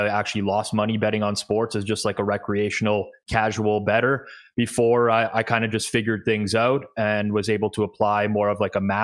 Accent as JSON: {"language": "English", "town": "Toronto", "region": "Ontario", "country": "Canada", "tie": "born or raised there", "said": "I am Canadian, born and raised in Toronto."}